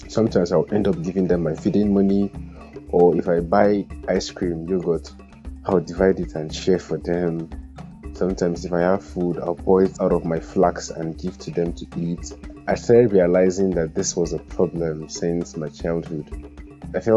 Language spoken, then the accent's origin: English; Kaduna State, Nigeria; also born or lived in Kogi State; now in Jos, Nigeria; I'm from Kogi State, but I grew up in Kaduna and I'm currently living